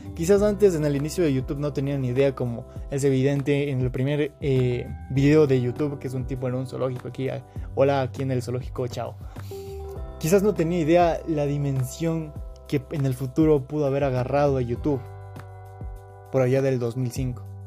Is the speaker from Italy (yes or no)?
no; Quito, Pichincha, Ecuador; soy de Quito, Ecuador